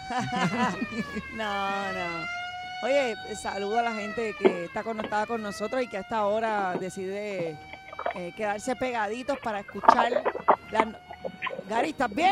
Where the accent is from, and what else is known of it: Puerto Rico